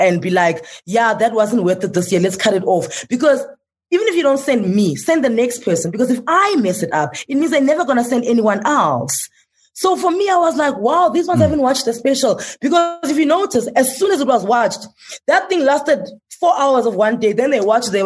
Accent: South Africa; I'm like, South Africa

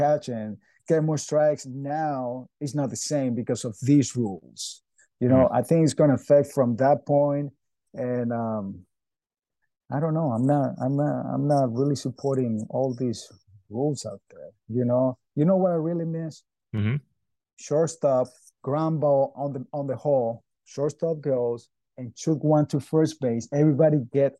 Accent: Venezuela; moved away as an adult; now in United States

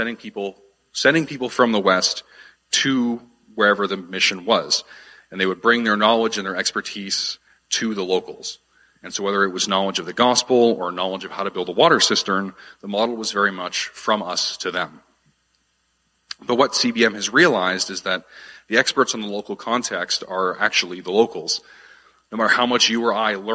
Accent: Ottawa, Ontario, Canada; moved away as an adult; also born or lived in Wolfville, Nova Scotia; I'm originally from here, from Ottawa. I grew up in this city.

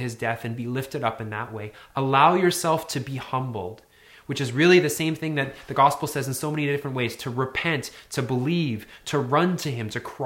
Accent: Northern Alberta, Canada; I grew up in Northern Alberta in the 80s and 90s

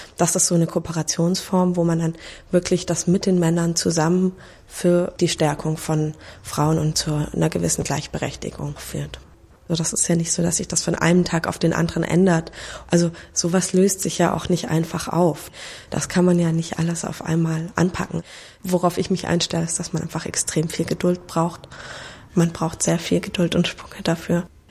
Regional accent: Reutlingen, Baden-Württemberg, Germany; Ich komme aus Reutlingen, also auch kleiner Ort in Schwaben

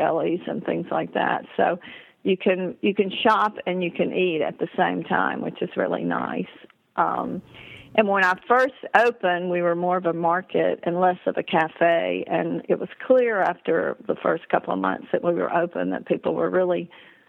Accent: Tennessee, United States; moved away; also born or lived in Lake Placid, New York / New York City / Connecticut; growing up in Tennessee

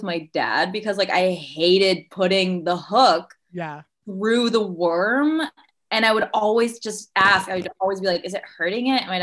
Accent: Roanoke, Virginia, United States; also born or lived in South Carolina; I grew up an hour outside of Lynchburg, actually in Roanoke

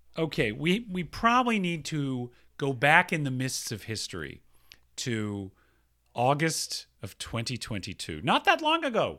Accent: Atlanta, Georgia, United States; moved away; I grew up in Atlanta, Georgia

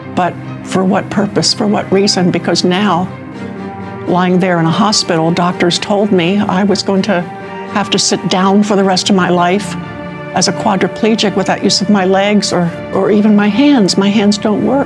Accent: Maryland, United States; moved away; I'm from Maryland

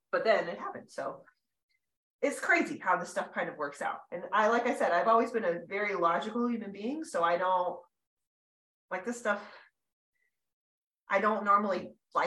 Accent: California, United States; moved away as an adult; now in Colorado, United States; I grew up in California. I lived there my whole life

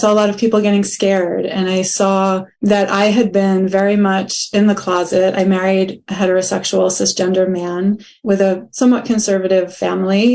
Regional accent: United States; as a Jewish person growing up in the United States

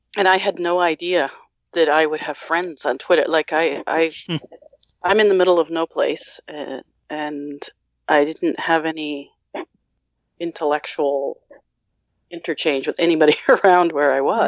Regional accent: Massachusetts, United States; now in New Brunswick, Canada; I was born in Massachusetts

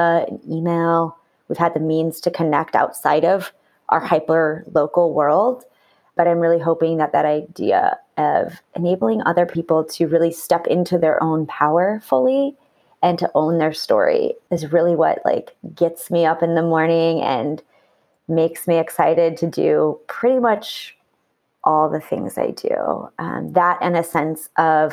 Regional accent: Midwest, United States; I grew up in the Midwest

